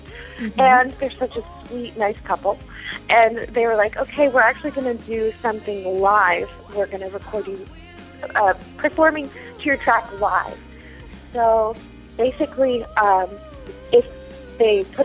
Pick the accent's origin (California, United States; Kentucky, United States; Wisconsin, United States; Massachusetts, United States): California, United States; Bay Area; moved away as an adult; also born or lived in Boston / Chico, California; now in Seattle, United States; my hometown in the Bay Area